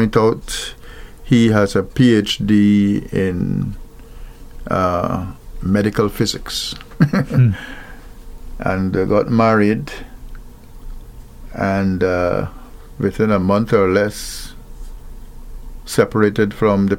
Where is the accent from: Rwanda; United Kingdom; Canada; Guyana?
Guyana; Wales, Demerara-Mahaica; I was born in Wales, West Bank Demerara, in Guyana